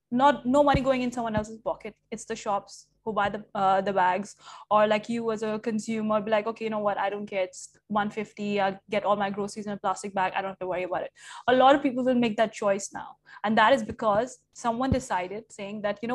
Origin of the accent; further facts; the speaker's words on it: India; now in Dubai, United Arab Emirates; I'm Indian